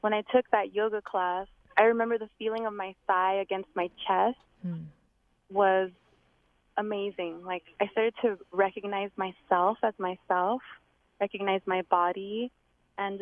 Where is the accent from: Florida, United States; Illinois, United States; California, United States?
California, United States; Los Angeles; now in Portland, United States; I was born in LA County in the San Fernando Valley. And that's where a lot of my journey happened before I came to the Pacific Northwest, to Portland area